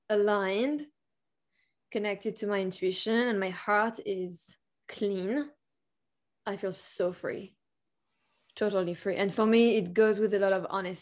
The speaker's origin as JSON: {"language": "English", "country": "France", "tie": "born or raised there", "said": "I was born in France"}